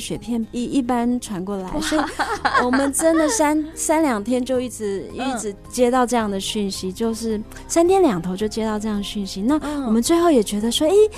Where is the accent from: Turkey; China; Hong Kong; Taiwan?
Taiwan; Laomei, North Coast, New Taipei; 我读北海岸一个很乡下的一个学，小学。哦。嗯，就是大家都知道老梅国小嘛， 就是有绿石槽那里